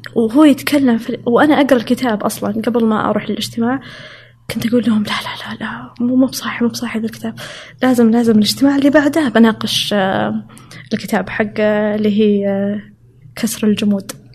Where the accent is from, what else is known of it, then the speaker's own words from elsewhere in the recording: Saudi Arabia; moved away as an adult; also born or lived in Riyadh / Chicago; أنا كسعودية